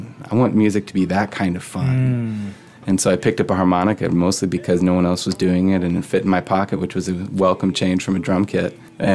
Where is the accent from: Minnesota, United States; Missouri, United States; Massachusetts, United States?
Missouri, United States; St. Louis; also born or lived in Athens, Georgia; now in Canada; born and bred in St. Louis